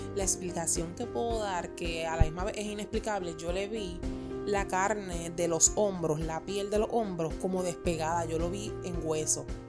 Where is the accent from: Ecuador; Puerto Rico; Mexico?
Puerto Rico; Nosotros somos puertorriqueños